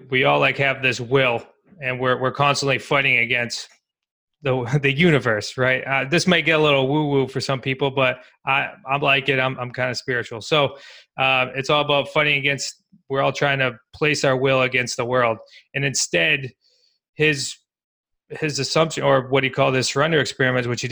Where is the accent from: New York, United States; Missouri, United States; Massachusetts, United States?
Massachusetts, United States; Worcester; growing up in Worcester, Mass